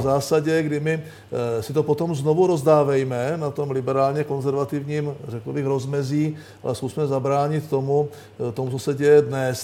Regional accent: Czechia

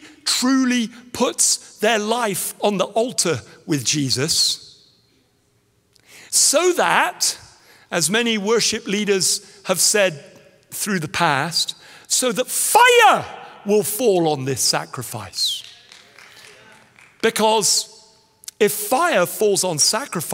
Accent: England, United Kingdom; I was no longer English

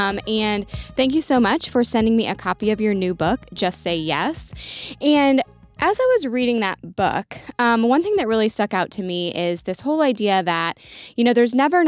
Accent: Ireland; I was raised that way. I'm Irish, you know, always expect the worst and hope for the best.

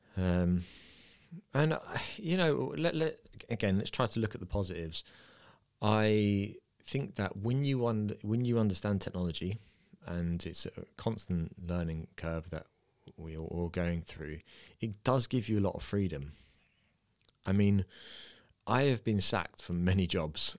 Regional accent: London, United Kingdom; moved away; I'm from the U K, I'm from London

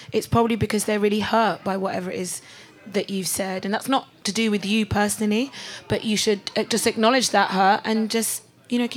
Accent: Delta, Nigeria; we're Isoko. We're from Delta State.

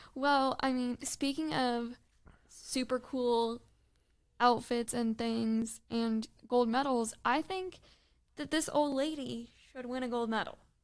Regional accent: Michigan, United States; growing up in Michigan, living by a large body of water where you can't see the other side

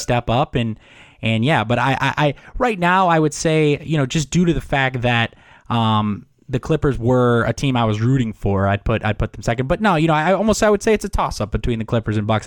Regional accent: Miami Beach, Florida, United States; also born or lived in New York; I was a little kid in New York, but I grew up in Miami and, and Miami Beach specifically

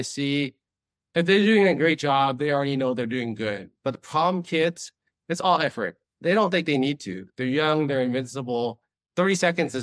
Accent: Long Beach, California, United States; also born or lived in Boston; now in Las Vegas, United States; growing up in Long Beach

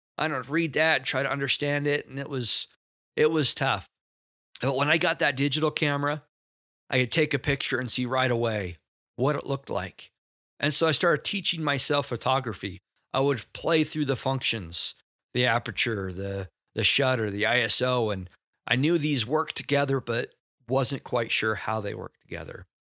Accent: Rexburg, Idaho, United States; I grew up in Rexburg, Idaho

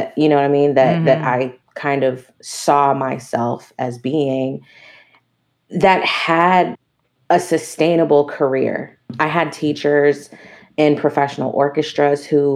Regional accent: Maryland, United States; moved away as an adult; also born or lived in New York; now in Los Angeles, United States; I grew up in Maryland in the D.C. metropolitan area

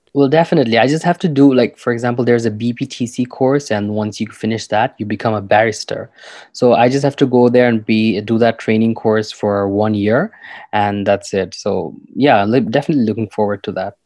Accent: Dhaka, Dhaka Division, Bangladesh; I'm from Dhaka, which is the capital city of Bangladesh

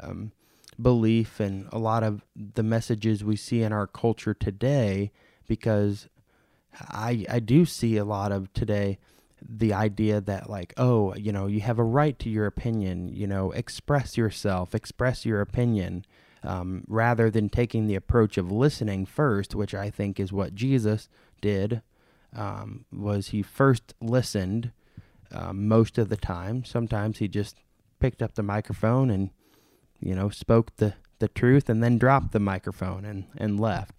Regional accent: St. Louis, Missouri, United States; moved away; my pastor from my hometown congregation in St. Louis

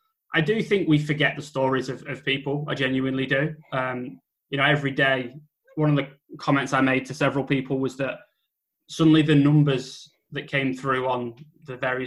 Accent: United Kingdom; white British people

